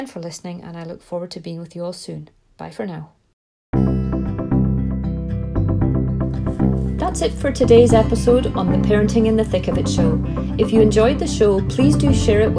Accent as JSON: {"language": "English", "region": "Scotland", "country": "United Kingdom", "moved": "yes", "said": "I'm from Scotland, I've got this strange accent."}